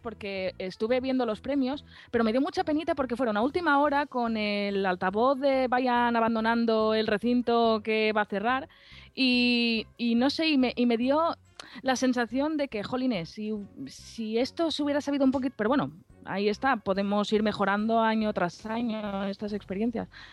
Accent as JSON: {"language": "Spanish", "town": "Alicante", "region": "Valencian Community", "country": "Spain", "said": "aquí en mi tierra, en Alicante"}